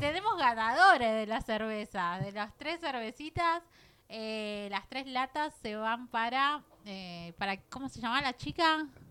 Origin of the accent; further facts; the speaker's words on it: Argentina; como argentinos